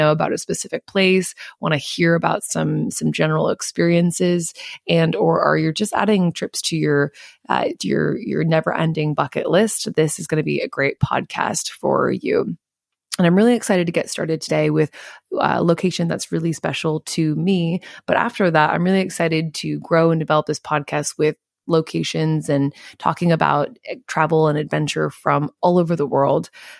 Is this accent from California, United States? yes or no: no; Missoula, Montana, United States; moved away as an adult; now in Sydney, Australia; we're talking about my hometown. We are talking about Missoula, Montana